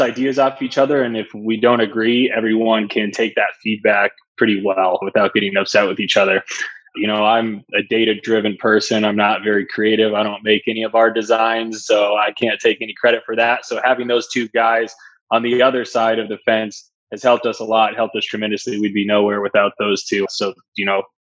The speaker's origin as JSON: {"language": "English", "town": "Glendale", "region": "Arizona", "country": "United States", "tie": "born or raised there", "also_born_or_lived": "Phoenix, Arizona", "moved": "as an adult", "lives_now": "Denver, United States", "said": "I'm originally from Phoenix, Arizona. Grew up in Glendale, actually"}